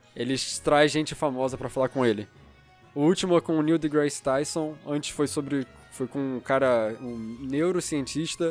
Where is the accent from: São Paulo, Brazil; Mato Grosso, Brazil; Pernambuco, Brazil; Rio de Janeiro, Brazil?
Rio de Janeiro, Brazil; eu nasci no Rio de Janeiro e eu moro no Rio de Janeiro até hoje